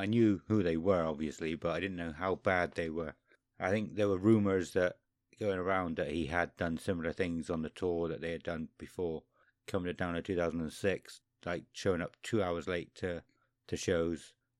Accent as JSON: {"language": "English", "town": "Toronto", "region": "Ontario", "country": "Canada", "said": "Toronto, Canada, we responded."}